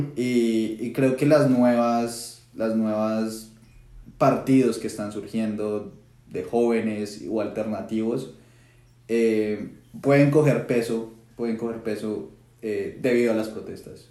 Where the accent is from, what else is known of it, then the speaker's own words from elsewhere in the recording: Colombia; moved away; estando tan lejos